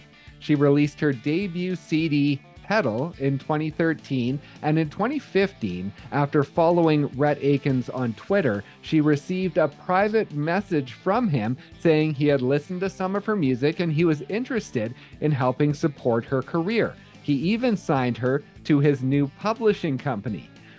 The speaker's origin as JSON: {"language": "English", "town": "Kelowna", "region": "British Columbia", "country": "Canada", "said": "I'm actually from a place that you know well. I'm from Kelowna, BC."}